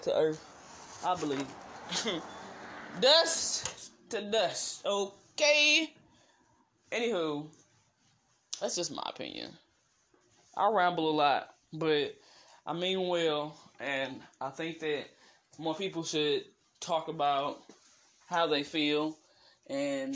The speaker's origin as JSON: {"language": "English", "town": "East St. Louis", "region": "Illinois", "country": "United States", "tie": "born or raised there", "also_born_or_lived": "Missouri", "said": "Born in Missouri, but raised in East St. Louis, Illinois."}